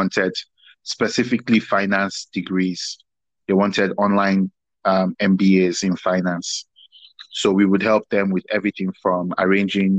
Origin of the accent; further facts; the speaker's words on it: Warri, Delta, Nigeria; moved away as an adult; also born or lived in Lagos, Nigeria / Abuja, Nigeria / Nasarawa, Nigeria / Waterloo, Canada; I was born in Lagos, grew up quite a bit in Warri, went to boarding school in Abuja, stroke Nasarawa States